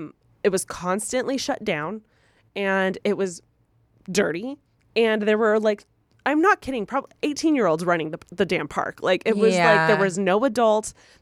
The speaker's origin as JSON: {"language": "English", "region": "California", "country": "United States", "said": "So I'm originally from Reno Valley, which is near Riverside, close to the San Bernardino area"}